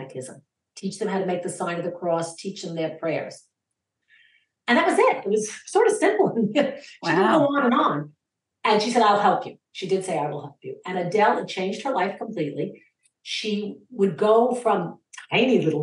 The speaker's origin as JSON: {"language": "English", "region": "New York", "country": "United States", "tie": "born or raised there", "said": "when I was a little girl growing up in New York"}